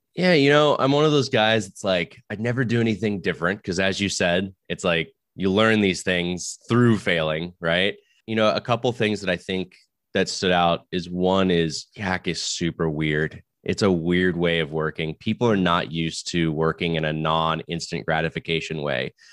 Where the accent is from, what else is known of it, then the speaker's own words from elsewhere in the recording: Florida, United States; now in Silicon Valley, United States; I may live in the world of the valley, but I'm actually from Florida